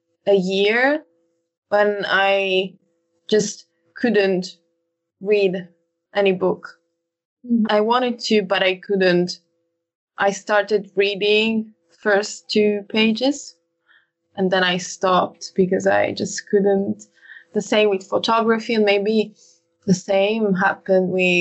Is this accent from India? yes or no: no; Italy; I'm from Italy.